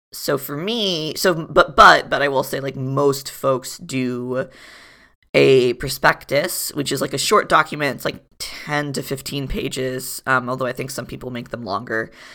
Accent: Florida, United States; moved away; also born or lived in Providence; I was born and raised in Florida

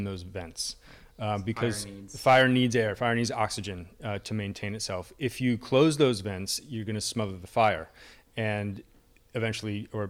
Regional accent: Allentown, Pennsylvania, United States; I grew up in Allentown, and the Iacocca family has Yakko's as like the local hot dog chain

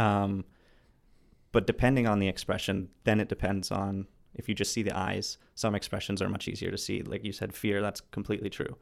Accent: Vancouver, British Columbia, Canada; I'm from Vancouver.

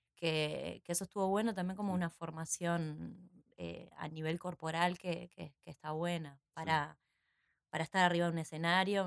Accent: San José de Mayo, San José, Uruguay; now in Montevideo, Uruguay; cuando era chica en San José, yo soy de San José

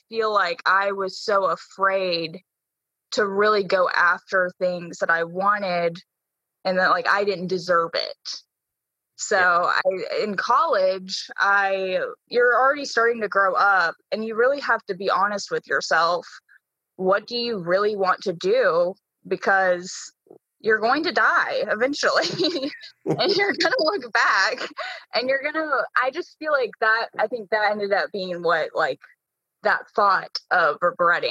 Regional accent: Hoover, Alabama, United States; I grew up in Hoover. So I went to Hoover High School, graduated 2015.

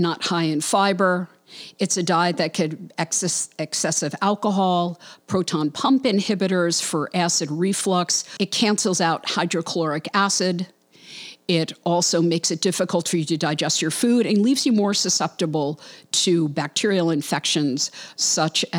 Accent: New York City, New York, United States; moved away; Brooklyn, New York, yay, my hometown

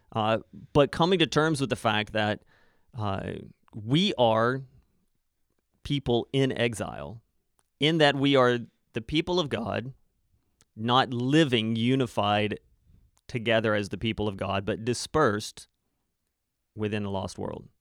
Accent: Arkansas, United States; moved away; I grew up in the States

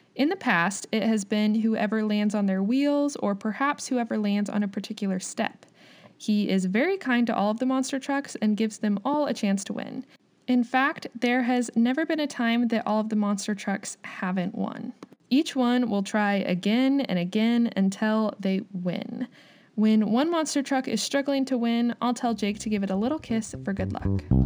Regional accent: United States; also born or lived in Kansas

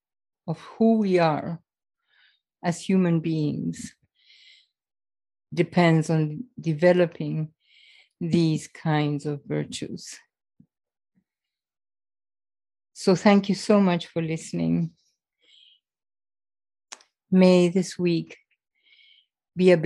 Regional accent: Argentina; moved away; I was raised in Argentina and I went to an English boarding school

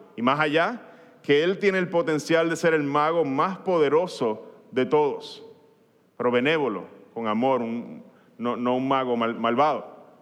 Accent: Puerto Rico

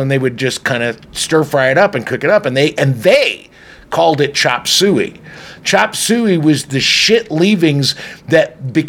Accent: Ireland; I'm Irish, so fuck

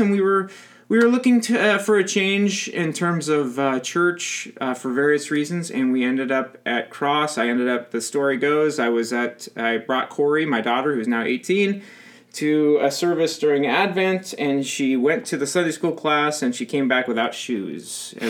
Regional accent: La Habra, California, United States; I'm from Southern California. Both my wife, my lovely wife Stephanie, and I grew up in Southern California. I in a town called La Habra, she in a town called Norwalk.

